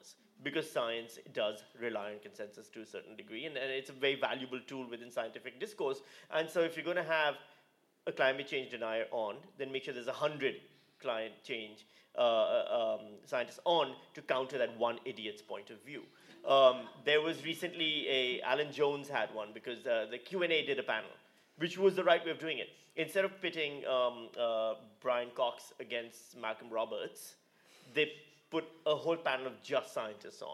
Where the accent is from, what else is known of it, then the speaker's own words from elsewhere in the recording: Pakistan; now in Australia; I'm from Pakistan